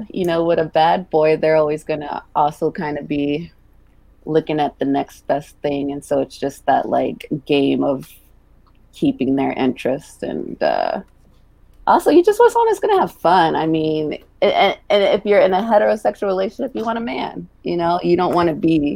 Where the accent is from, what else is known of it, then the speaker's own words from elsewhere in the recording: Baltimore, Maryland, United States; I'm from Baltimore too